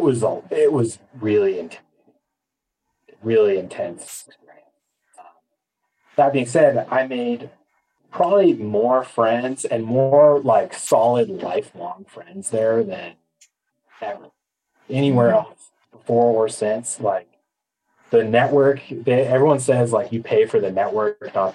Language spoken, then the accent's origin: English; Atascadero, California, United States; moved away as an adult; also born or lived in Boston / Spain; I'm from the San Luis Obispo area, but I grew up and went to high school in a town called Atascadero, which is like 10 minutes away